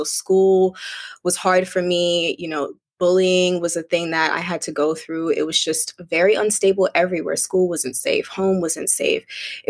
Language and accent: English; Connecticut, United States; also born or lived in Bermuda; now in Brooklyn, United States; I'm currently living in Brooklyn, New York, but I'm originally from Bermuda. So I was born in Bermuda, raised in Connecticut, and bounced around quite a lot throughout my life